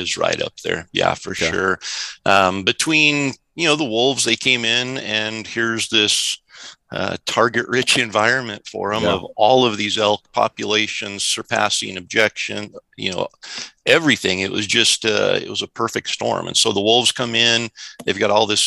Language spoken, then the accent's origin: English; Central Idaho, United States; I grew up in Idaho. Central Idaho during the absolute heyday of elk populations in Idaho